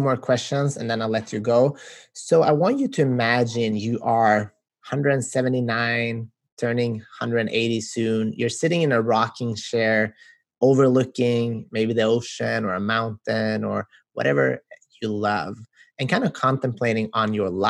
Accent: Sweden; We're from Sweden

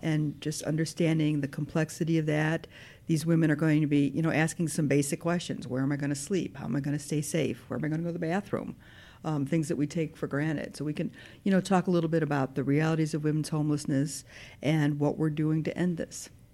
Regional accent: Park Ridge, Illinois, United States; now in Northfield, United States; I am from Park Ridge

